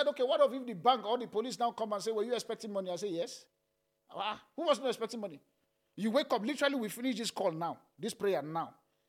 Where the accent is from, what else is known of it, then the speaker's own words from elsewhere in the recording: Nigeria; I said, as a pastor, as a Nigerian, which of the two?